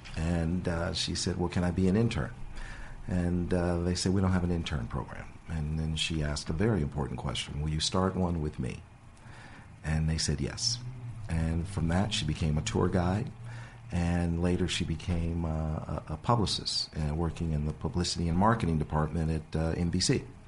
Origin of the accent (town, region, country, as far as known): Los Angeles, California, United States; born or raised there; also born or lived in Detroit, Michigan